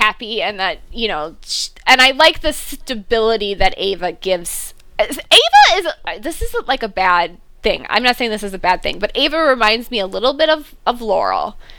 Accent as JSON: {"language": "English", "country": "United Kingdom", "said": "Because I'm a Brit."}